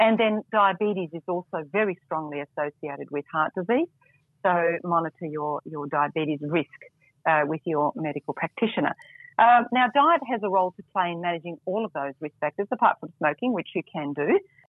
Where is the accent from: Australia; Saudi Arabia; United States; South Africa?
Australia; Melbourne, Victoria; I'm back in my hometown in Melbourne at the moment.